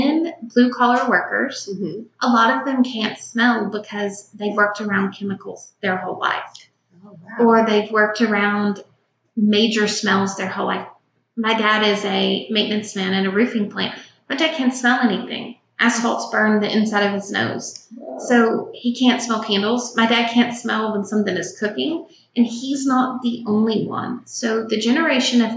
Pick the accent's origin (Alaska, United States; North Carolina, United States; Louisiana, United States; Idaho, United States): Louisiana, United States; Shreveport; We grew up in Shreveport, Louisiana.